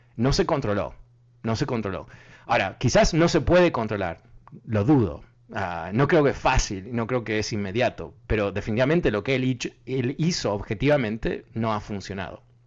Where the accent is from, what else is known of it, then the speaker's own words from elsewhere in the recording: Uruguay; soy uruguayo